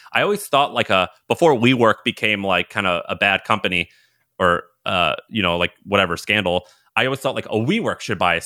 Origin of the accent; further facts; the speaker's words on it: Missouri, United States; moved away as an adult; also born or lived in Nashville, Tennessee; I'm from Missouri, went to college in Tennessee, in Nashville, Tennessee